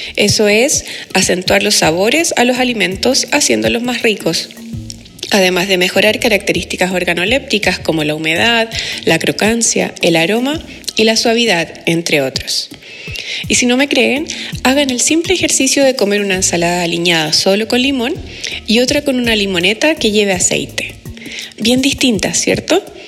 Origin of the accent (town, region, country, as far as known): Chile